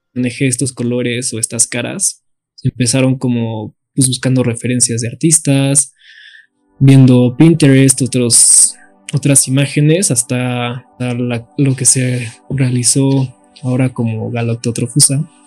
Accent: Mexico City, Mexico; soy de la Ciudad de México

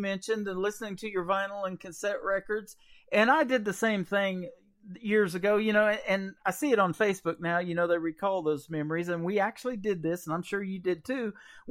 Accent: Midwest, United States; also born or lived in Oklahoma; now in Branson, United States; I'm from the Midwest, lived in Oklahoma for 20 years

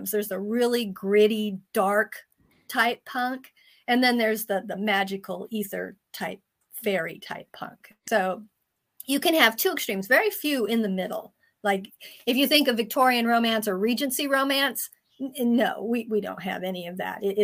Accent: Germany; also born or lived in Turkey / France; I did grow up in Europe. I grew up in Germany and Turkey and France.

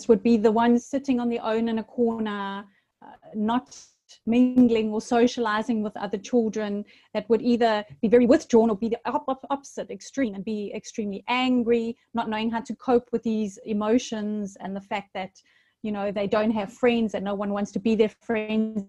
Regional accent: Durban, KwaZulu-Natal, South Africa; now in Paphos, Cyprus; I was born in South Africa in a town called Durban by the sea, hence living now in Paphos by the sea here in Cyprus

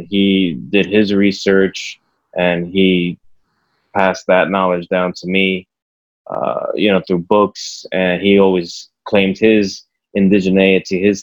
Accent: New York, United States; I was born and raised in Brooklyn, New York, in Williamsburg

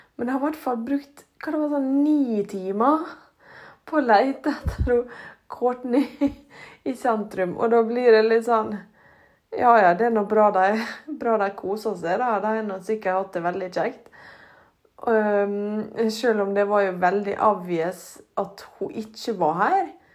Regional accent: Ålesund, Møre og Romsdal, Norway; den flotte, flotte byen vår

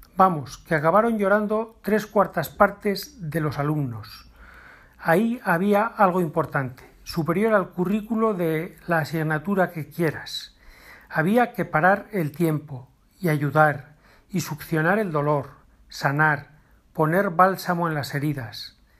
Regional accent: Navarre, Spain; en Navarra, de donde yo soy

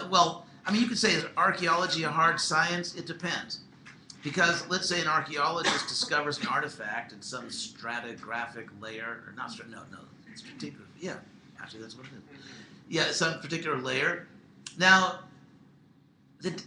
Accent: Southern California, United States; I'm from Southern California

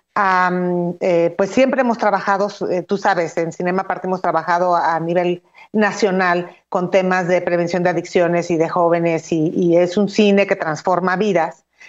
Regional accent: Mexico

